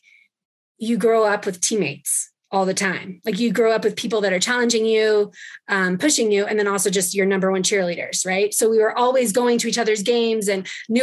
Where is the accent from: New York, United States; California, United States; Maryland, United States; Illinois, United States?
California, United States; Ojai; also born or lived in Chicago / Los Angeles / Mammoth Lakes, California; I grew up in Ojai, California. So Southern California